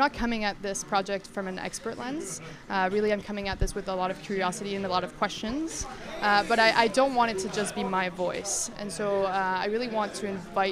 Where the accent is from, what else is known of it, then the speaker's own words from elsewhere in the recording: Mexico; English is a second language; moved away as an adult; now in Canada; I grew up in Mexico, and I moved to Canada when I was 18